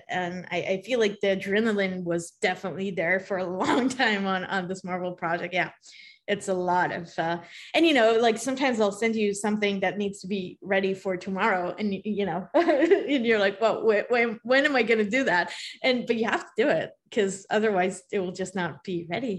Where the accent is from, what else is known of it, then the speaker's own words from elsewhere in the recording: Israel; moved away; as a Hebrew speaker, I'm from Israel